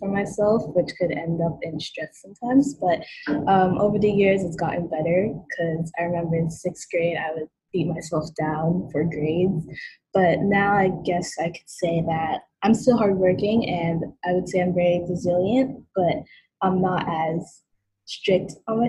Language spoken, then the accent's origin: English; Brooklyn, New York, United States; born there; I was born in Brooklyn, but my mom is from Japan.